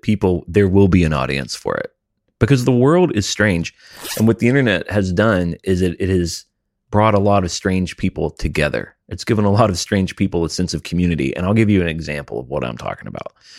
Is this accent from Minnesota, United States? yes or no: no; Alabama, United States; I grew up in Alabama